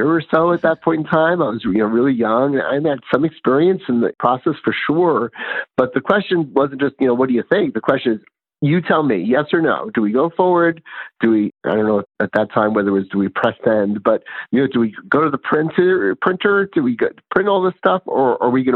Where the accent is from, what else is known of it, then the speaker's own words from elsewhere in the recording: New York City, New York, United States; when I was growing up in New York City